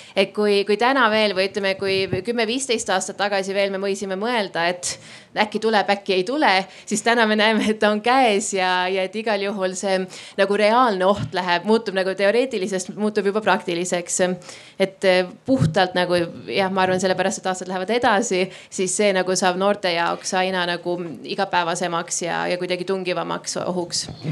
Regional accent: Estonia

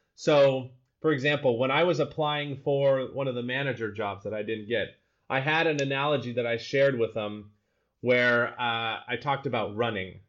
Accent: Utah, United States; first language English; moved away as an adult; also born or lived in Colorado; now in Amsterdam, Netherlands; I grew up in Utah, best snow on the earth

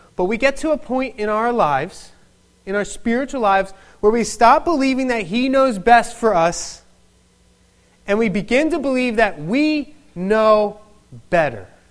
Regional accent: Philadelphia, Pennsylvania, United States; accent: Philadelphian; moved away; I am a native of Philadelphia

